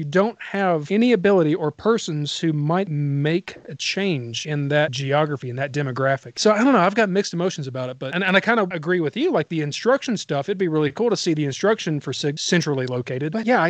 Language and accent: English; Arkansas, United States; moved away as an adult; now in Colorado, United States; So I grew up in Arkansas, right?